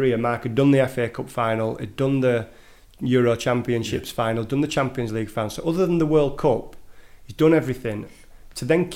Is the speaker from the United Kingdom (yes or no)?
yes; England, United Kingdom; moved away as an adult; now in Norway; I'm English